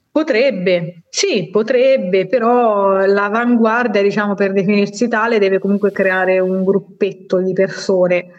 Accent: Marche, Italy; moved away as an adult; now in Bologna, Italy; sono marchigiana

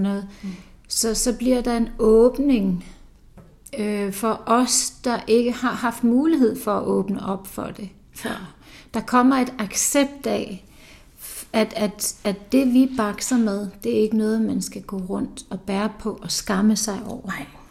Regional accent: Iceland; moved away; nu kommer jeg fra Island

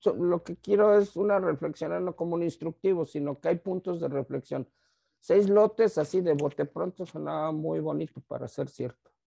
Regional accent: Tijuana, Baja California, Mexico; yo, soy de acá de Tijuana

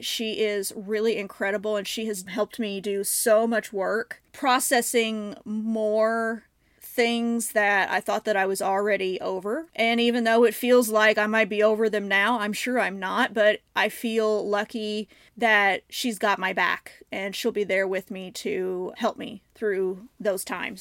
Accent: Southern Illinois, United States; moved away as an adult; also born or lived in Saint Louis area, Missouri; now in St. Louis, United States; I grew up in Southern Illinois

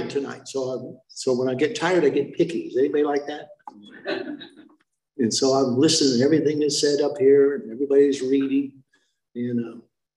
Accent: South Bay, California, United States; I'm from the South Bay

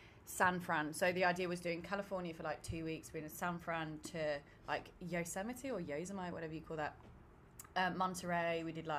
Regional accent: Birmingham, West Midlands, United Kingdom; I'm 24, and I'm from Birmingham, and just come travelling out in and I'm in Prague.

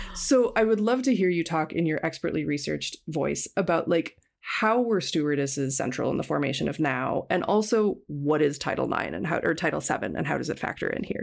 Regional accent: Minneapolis–Saint Paul, Minnesota, United States; I grew up in the Twin Cities of Minnesota

